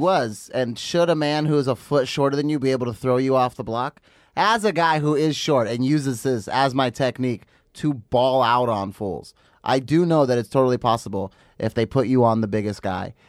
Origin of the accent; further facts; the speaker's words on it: Los Angeles area, California, United States; I'm not from Los Angeles proper